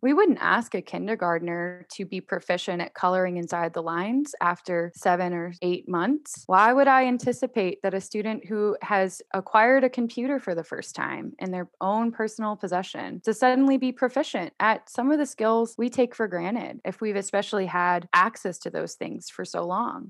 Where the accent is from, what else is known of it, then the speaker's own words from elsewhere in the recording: Houston, Texas, United States; also born or lived in Georgia; now in Austin, United States; I grew up in Houston. That's where I spent most of my time